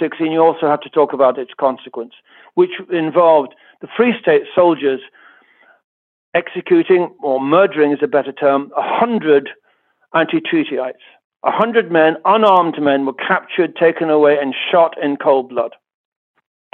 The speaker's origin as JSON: {"language": "English", "region": "England", "country": "United Kingdom", "tie": "born or raised there", "moved": "yes", "lives_now": "Ireland", "said": "I was raised in England"}